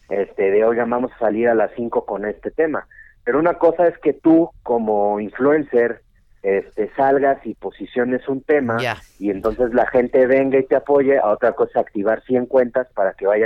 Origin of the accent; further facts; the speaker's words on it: Mexico City, Mexico; Nací en Ciudad de México